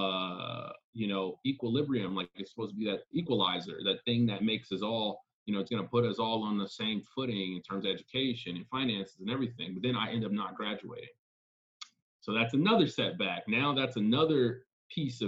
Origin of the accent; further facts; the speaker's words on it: Los Angeles, California, United States; now in New York City, United States; I grew up in South Central, I never thought that that would be a permanent place